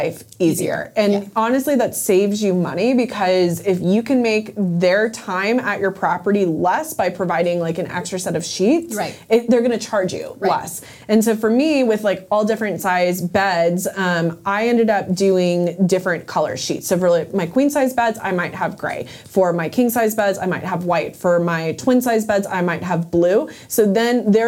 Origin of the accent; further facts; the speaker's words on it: Florida, United States; I'm from Florida